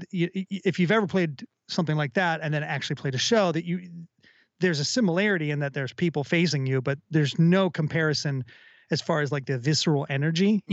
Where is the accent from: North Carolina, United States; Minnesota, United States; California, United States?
Minnesota, United States; Minneapolis; growing up in Minneapolis or in the Twin Cities rather